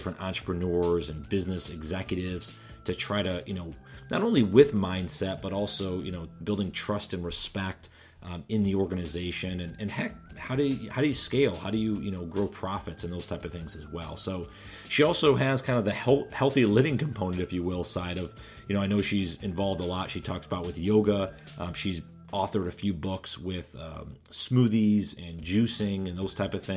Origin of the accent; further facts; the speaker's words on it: New York, United States; I didn't grow up in a different country. I grew up here, right? In New York